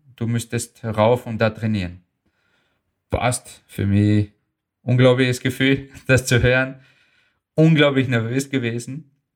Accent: Austria; German is a second language; also born or lived in Bosnia and Herzegovina; ich fühle mich als Österreicher.

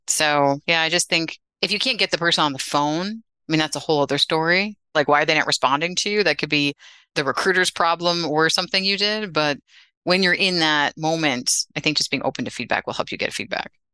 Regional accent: Westchester, New York, United States; I grew up in Westchester outside the city

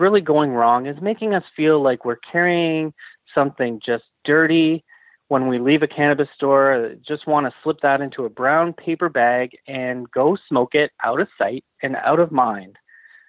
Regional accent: Canada; I'm Canadian at heart

